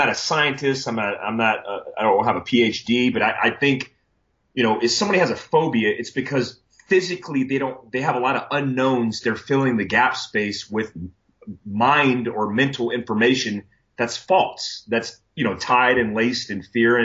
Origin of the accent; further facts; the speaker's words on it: Florida, United States; lightning is something that I grew up with in Florida